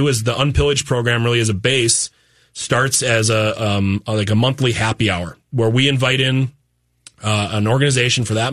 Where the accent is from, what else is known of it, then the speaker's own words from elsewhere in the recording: Fargo, North Dakota, United States; we're townies from Fargo and we love that place